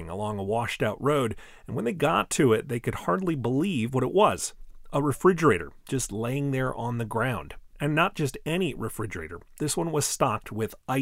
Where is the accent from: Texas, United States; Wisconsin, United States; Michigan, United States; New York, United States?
Wisconsin, United States; my home state of Wisconsin